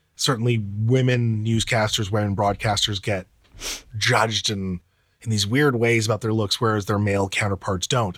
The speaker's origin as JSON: {"language": "English", "town": "Karachi", "region": "Sindh", "country": "Pakistan", "tie": "born or raised there", "moved": "yes", "said": "my place of birth, 'cause I was born in Karachi."}